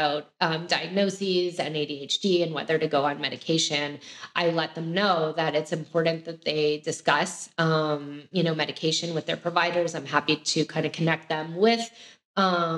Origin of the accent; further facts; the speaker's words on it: Canada; now in United States; I'm also originally from Canada